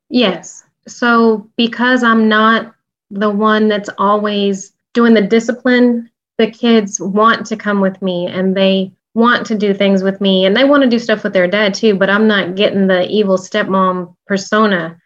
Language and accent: English; the South, Texas, United States; we're from the South